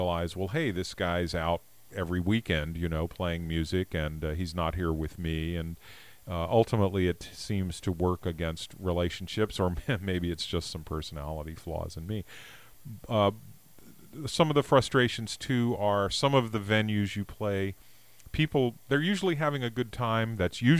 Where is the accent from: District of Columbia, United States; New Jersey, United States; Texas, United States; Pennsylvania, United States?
District of Columbia, United States; Washington; now in Mendocino County, United States; I was raised in the Washington, D.C. area